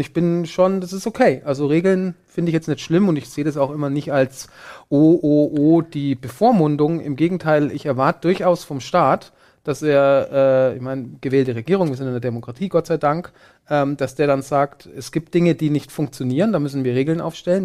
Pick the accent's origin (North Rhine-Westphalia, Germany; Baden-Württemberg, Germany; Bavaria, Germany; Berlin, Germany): Bavaria, Germany; ich bin in Bayern zur Schule gegangen